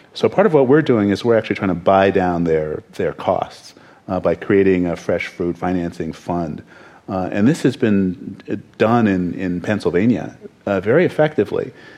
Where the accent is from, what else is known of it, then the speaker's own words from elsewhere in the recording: Canada; I'm Canadian, so don't ask me.